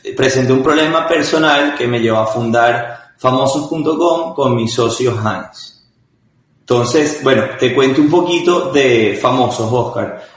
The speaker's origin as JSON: {"language": "Spanish", "town": "Caracas", "region": "Capital District", "country": "Venezuela", "tie": "born or raised there", "said": "yo nací en, soy venezolano, nací en Caracas"}